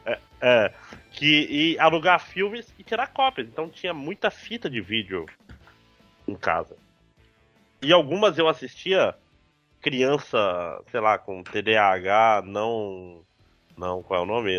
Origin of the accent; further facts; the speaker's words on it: Manaus, Amazonas, Brazil; teve uma época na minha terra infância, 4, 5 anos, que tinha dois videocassetes em casa